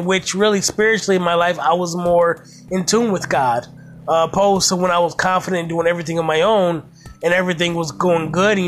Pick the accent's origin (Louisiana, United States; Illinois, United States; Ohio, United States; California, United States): Ohio, United States; Toledo; I grew up in Toledo, Ohio